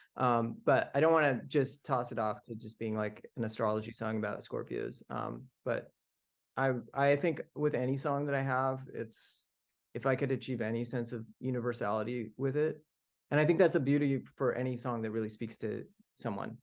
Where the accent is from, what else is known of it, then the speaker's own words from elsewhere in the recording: the desert in California, United States; also born or lived in Canada; I was born in Canada, but I was actually raised in the desert in California